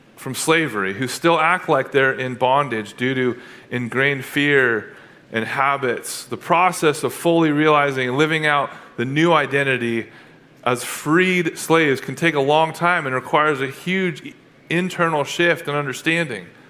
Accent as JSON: {"language": "English", "town": "Atascadero", "region": "California", "country": "United States", "tie": "born or raised there", "said": "I grew up in Atascadero"}